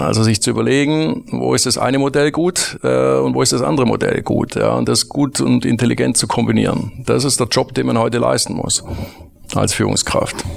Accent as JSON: {"language": "German", "town": "Metzingen", "region": "Baden-Württemberg", "country": "Germany", "tie": "born or raised there", "also_born_or_lived": "Stuttgart / United States", "said": "ich komm aus Metzingen, einer Kleinstadt, äh, südlich von Stuttgart mit zwanzigtausend Einwohnern"}